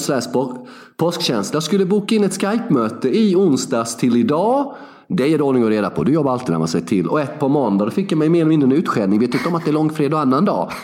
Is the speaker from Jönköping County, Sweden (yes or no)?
yes; Värnamo, Jönköping County, Sweden; moved away; Två och en halv mil utanför Värnamo, där jag kommer ifrån